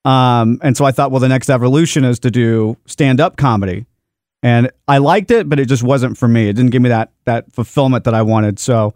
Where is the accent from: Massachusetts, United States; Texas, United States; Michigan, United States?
Texas, United States; Dallas; I grew up here in Dallas